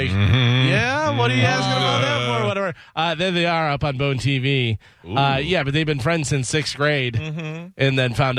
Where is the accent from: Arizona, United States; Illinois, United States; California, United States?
Illinois, United States; moved away; where I grew up in Illinois, easily, because there's so many just country roads, you don't see anybody